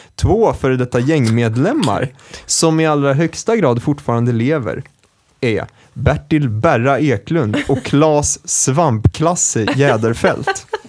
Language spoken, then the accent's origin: Swedish; Stockholm, Stockholm County, Sweden; jag är från Kista